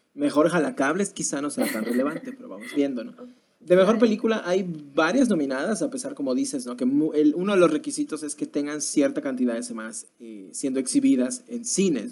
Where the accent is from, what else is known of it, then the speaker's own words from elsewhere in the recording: Mexico; como mexicanos